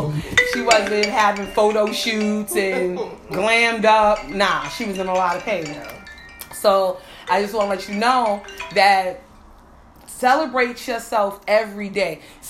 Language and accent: English; West Coast, United States; I told y'all, the West Side people don't ever go through nothing. I grew up on the West Coast.